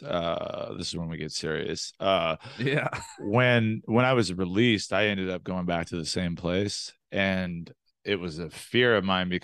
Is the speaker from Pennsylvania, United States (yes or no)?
no; Los Angeles, California, United States; also born or lived in Antelope Valley, California; I grew up in South LA and then Antelope Valley